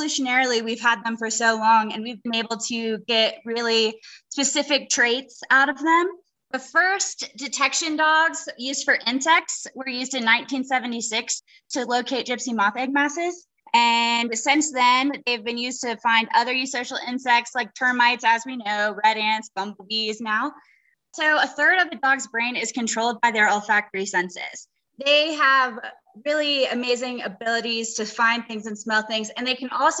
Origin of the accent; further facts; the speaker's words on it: North Carolina, United States; We are from North Carolina